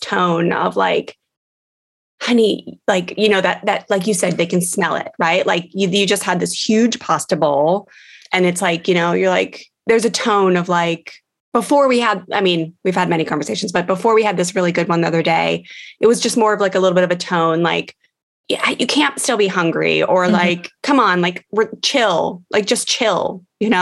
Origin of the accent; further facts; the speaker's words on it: D.C., District of Columbia, United States; growing up near Washington, D.C.